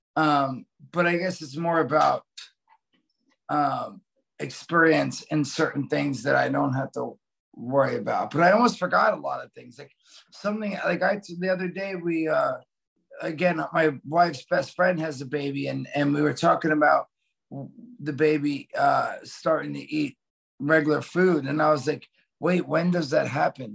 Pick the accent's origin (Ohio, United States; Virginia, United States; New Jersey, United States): New Jersey, United States; my brother, growing up in Jersey, we lived a block from the beach